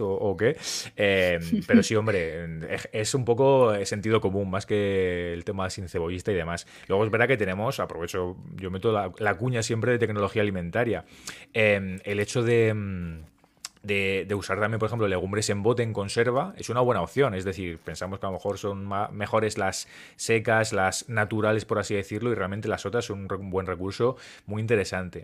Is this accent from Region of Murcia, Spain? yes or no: yes; Murcia, Region of Murcia, Spain; Yo soy de Murcia